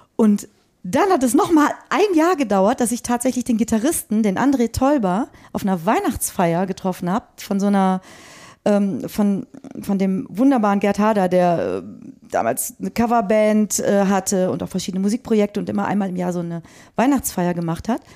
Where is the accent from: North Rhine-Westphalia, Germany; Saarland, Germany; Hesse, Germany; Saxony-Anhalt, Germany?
North Rhine-Westphalia, Germany; Frechen; also born or lived in Cologne; ich bin in, in, Köln, in Frechen groß geworden und habe da auch äh, dann irgendwann mein Abitur gemacht.